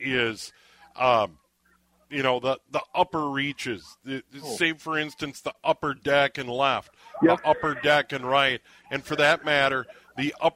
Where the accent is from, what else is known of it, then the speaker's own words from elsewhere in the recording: Minnesota, United States; I'm a Minnesotan. I was born here. I live here year round.